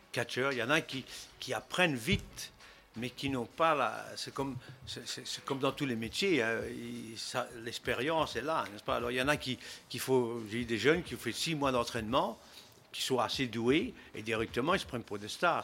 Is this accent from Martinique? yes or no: no; Belgium; moved away as an adult; also born or lived in United States; Je suis né en Belgique